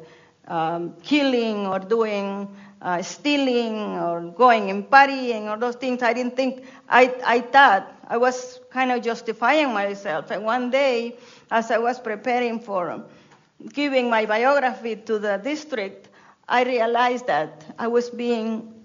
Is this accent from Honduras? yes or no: yes; Honduras; English is a second language; now in United States; when I was in Honduras, I didn't speak English when I came to the States, and I still have broken English